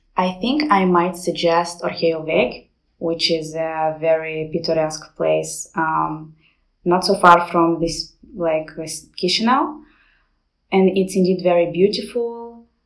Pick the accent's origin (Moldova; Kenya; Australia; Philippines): Moldova; I'm from Moldova